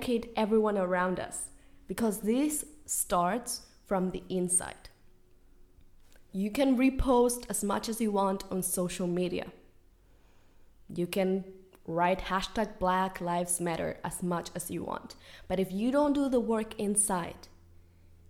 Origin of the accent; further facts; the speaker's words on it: Spain; moved away as an adult; now in United States; I was born and raised in Spain.